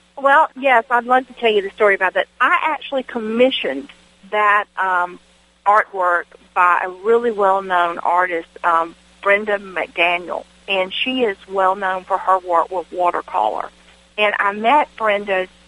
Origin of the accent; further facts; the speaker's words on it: Washington, Georgia, United States; the little country church I grew up in in Washington, Georgia. I grew up in the rural part of Wilkes County